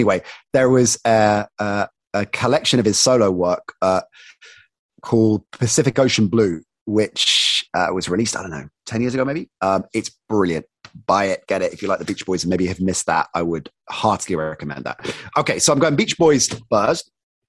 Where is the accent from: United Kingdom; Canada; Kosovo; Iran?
United Kingdom; I was of course in love with America, with American sports, with American culture, but as a Brit also had that cynicism for parts of that as well